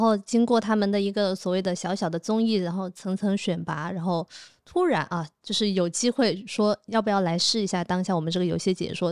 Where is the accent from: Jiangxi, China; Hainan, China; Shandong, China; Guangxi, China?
Guangxi, China; Nanning; moved away as an adult; also born or lived in Shanghai; now in Chengdu, China; 我是在南宁长大的嘛